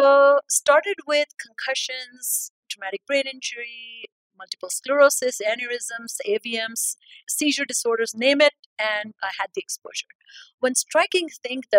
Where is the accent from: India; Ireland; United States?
India; moved away as an adult; I'm born and raised in India. I had my training in India